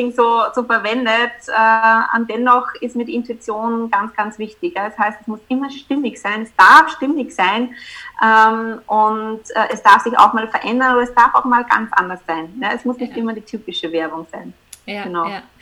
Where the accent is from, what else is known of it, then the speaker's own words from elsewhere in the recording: Upper Austria, Austria; ich komme aus Österreich, ähm, genauer gesagt aus Oberösterreich.